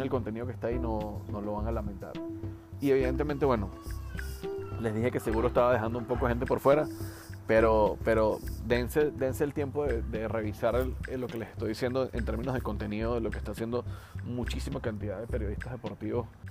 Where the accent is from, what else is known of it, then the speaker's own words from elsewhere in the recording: Venezuela; en mi país, en Venezuela